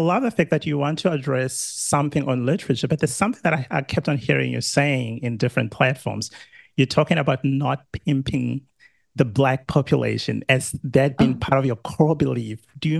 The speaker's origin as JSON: {"language": "English", "country": "South Africa", "moved": "yes", "lives_now": "Australia", "said": "I'm South African, living in Australia."}